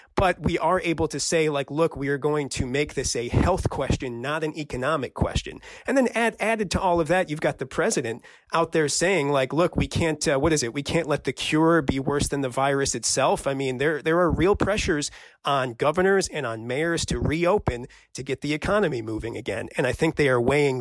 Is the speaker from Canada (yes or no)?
no; Michigan, United States; moved away; my home state of Michigan